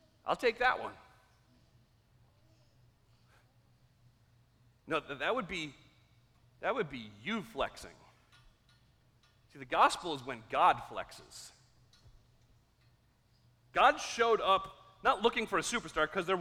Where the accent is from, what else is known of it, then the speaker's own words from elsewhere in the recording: United States; also born or lived in Carroll County; we're so American